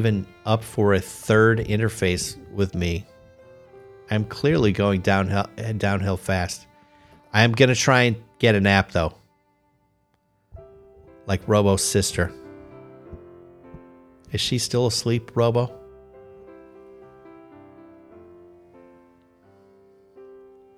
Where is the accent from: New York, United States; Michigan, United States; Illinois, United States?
Illinois, United States; Chicago; moved away as an adult; now in Columbus, United States; I grew up in Chicago. I had to flee the area like 23 years ago.